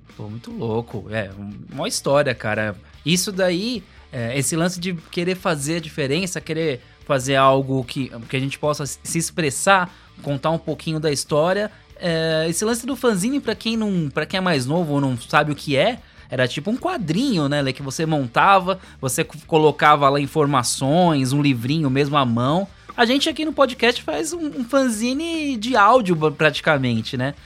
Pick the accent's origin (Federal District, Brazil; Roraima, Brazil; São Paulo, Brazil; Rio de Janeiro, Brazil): São Paulo, Brazil; now in Guarulhos, Brazil; eu vim da Zona Norte também, lá de, lá de São Paulo. É, hoje, hoje a gente está aqui em Guarulhos